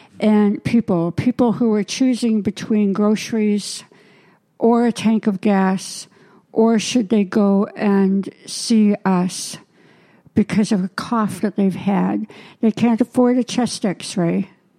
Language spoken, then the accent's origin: English; Canada; now in United States; I'm Canadian. I'm American. Canadian-American.